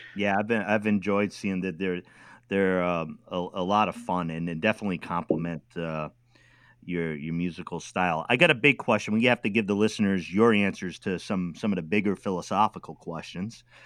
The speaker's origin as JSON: {"language": "English", "region": "New England", "country": "United States", "said": "I'm from New England"}